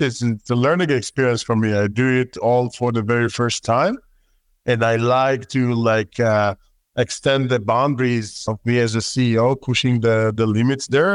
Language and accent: English; Israel; accent: Israeli; my terrible Israeli accent